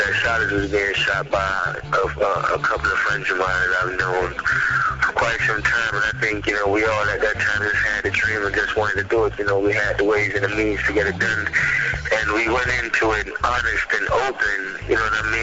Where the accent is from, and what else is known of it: Miami, Florida, United States; born or raised there; also born or lived in Jamaica